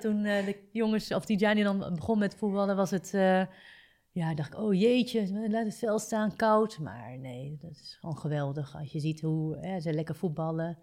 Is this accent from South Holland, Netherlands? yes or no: no; Zwolle, Overijssel, Netherlands; we komen natuurlijk uit Zwolle